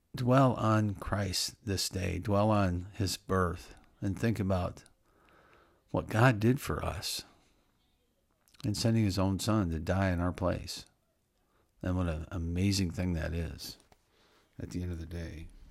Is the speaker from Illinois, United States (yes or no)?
yes; Illinois, United States; I wish I was born in Wyoming instead of Illinois